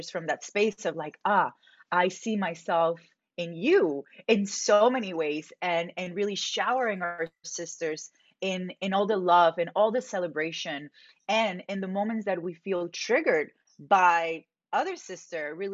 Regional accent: Medellín, Antioquia, Colombia; I grew up in Medellin, Colombia.

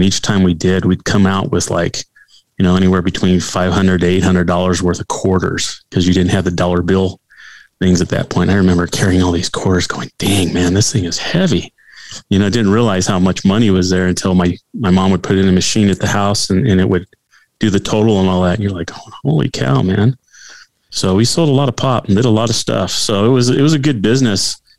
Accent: California, United States; now in Colorado, United States; she's from Northern California. I was from Southern California, which are two different states. I mean, it's just totally different. And when we first got married, it was actually less expensive to live here in Colorado than it was out in California

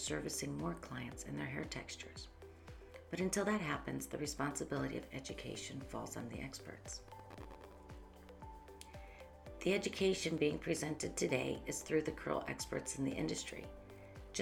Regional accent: Northeast Ohio, United States; moved away as an adult; now in Columbus, United States; I came from Northeast Ohio and moved down here to Columbus, Ohio in 1990 after graduating from cosmetology school

